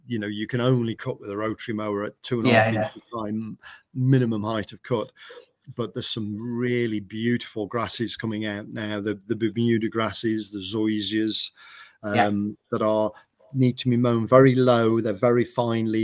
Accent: England, United Kingdom; we're Englishmen building lawnmowers

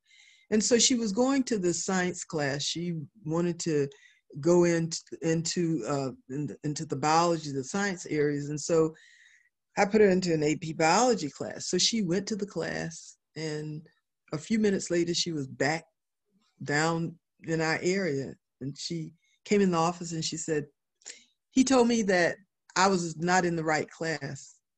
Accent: the South, United States; after growing up in the South, after going through integration, after really, you know, fighting a lot of prejudice and all that kind of stuff growing up in the South

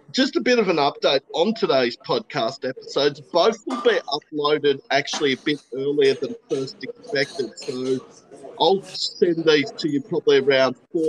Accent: Queensland, Australia; moved away; I'm originally from Queensland

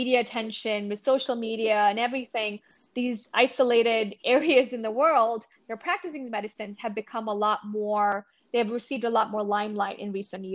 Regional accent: India; now in United States; I grew up in India

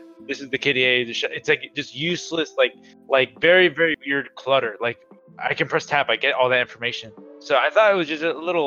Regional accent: Southern California, United States; we're both from SoCal

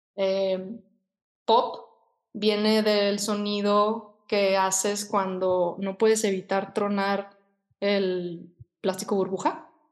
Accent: Guadalajara, Jalisco, Mexico; also born or lived in England; yo desde que tengo 16 años quería ser diseñadora de modas y pues aquí en Guadalajara

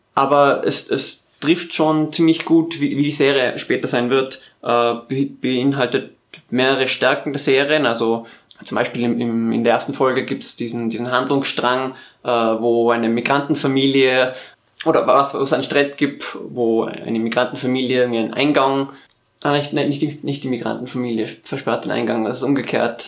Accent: Tyrol, Austria; ich bin ja aus Tirol, da trinkt man Zipfer

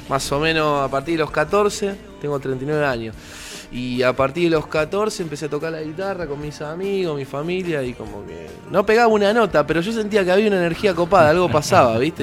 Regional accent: Avellaneda, Buenos Aires Province, Argentina; Soy de Avellaneda y en, mi lugar, la verdad, la gente escucha eh, cualquier cosa

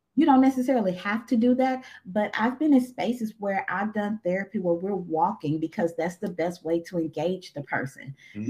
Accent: Eudora, Arkansas, United States; also born or lived in Crossett, Arkansas; now in Little Rock, United States; I'm from Eudora, Arkansas

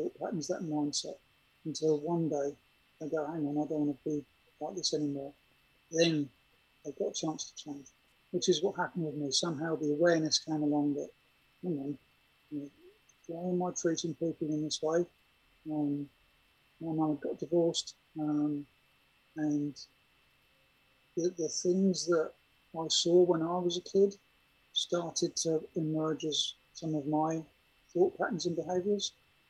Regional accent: Germany; I'd seen people commit suicide when I grew up in Germany

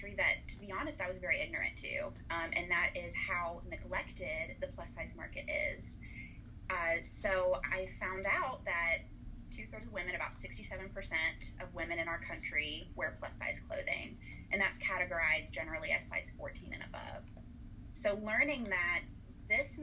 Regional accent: Birmingham, Alabama, United States; moved away as an adult; also born or lived in Savannah, Georgia; I grew up in Birmingham, Alabama, lived there all the way until I actually moved to Savannah to go to SCAD for grad school

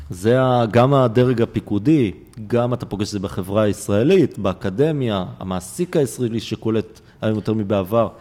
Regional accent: Israel; אני יליד הארץ הזו

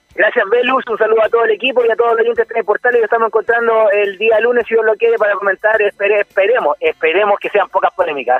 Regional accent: Chile; nosotros como chilenos

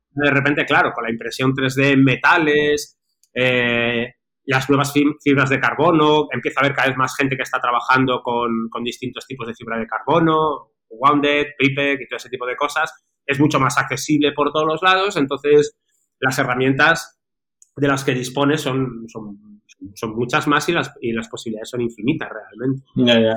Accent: Madrid, Community of Madrid, Spain; ahora, resido en Madrid, soy original también de Madrid.

